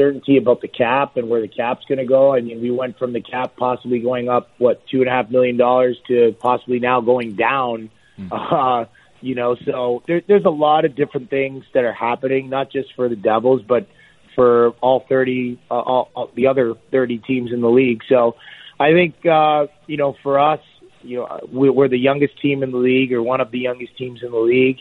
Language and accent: English; Toronto, Ontario, Canada; I got to do that in my hometown